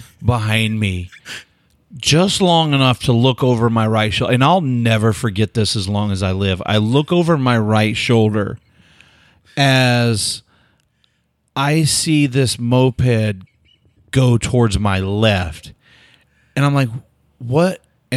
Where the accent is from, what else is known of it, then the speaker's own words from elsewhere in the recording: Oklahoma, United States; I had no idea. I'm from Oklahoma. Like, I don't know that shit.